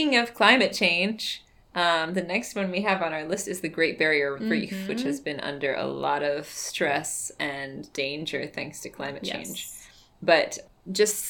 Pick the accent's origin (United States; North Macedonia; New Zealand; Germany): United States; I am an American